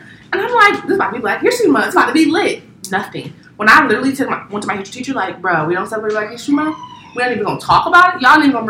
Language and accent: English; Ohio, United States; now in Baltimore, United States; I grew up in Ohio.